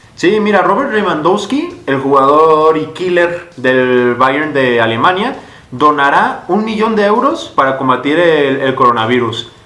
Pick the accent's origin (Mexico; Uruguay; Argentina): Mexico; also born or lived in Jalisco; haberlo vivido en mi país